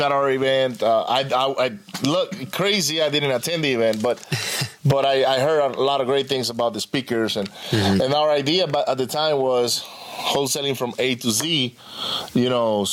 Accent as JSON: {"language": "English", "country": "Venezuela", "tie": "born or raised there", "moved": "yes", "lives_now": "United States", "said": "I was raised in Venezuela"}